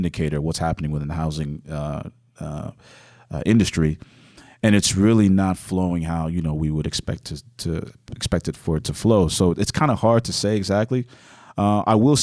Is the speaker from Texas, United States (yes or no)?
yes; Houston, Texas, United States; also born or lived in Nigeria; now in Fort Worth, United States; I was born Houston was born and raised there.